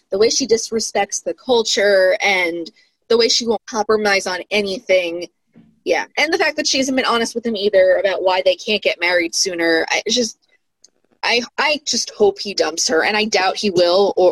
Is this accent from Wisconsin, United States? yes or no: no; New York, United States; lived outside of New York for like uh, I don't know, like seven, eight years, and I I started losing my accent after like two years